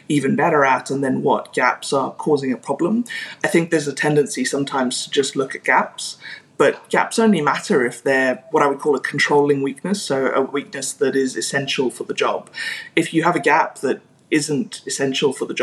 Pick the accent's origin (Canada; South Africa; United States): South Africa; I grew up in South Africa